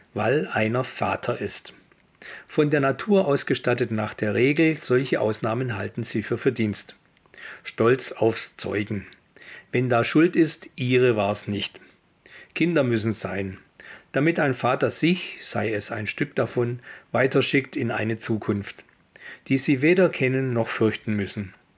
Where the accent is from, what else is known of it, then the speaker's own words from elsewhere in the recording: Esslingen, Baden-Württemberg, Germany; also born or lived in Stuttgart; ich bin ja aufgewachsen hier in Stuttgart äh, oder in Esslingen